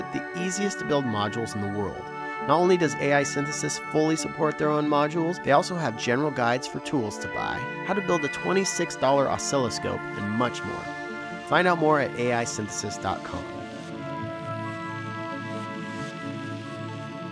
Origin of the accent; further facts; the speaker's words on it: Washington, United States; I'm from Washington State, not from Seattle